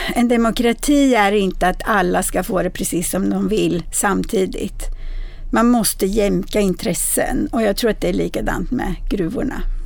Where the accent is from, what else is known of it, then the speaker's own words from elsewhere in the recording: Bergslagen, Sweden; Bergslagen, där jag kommer ifrån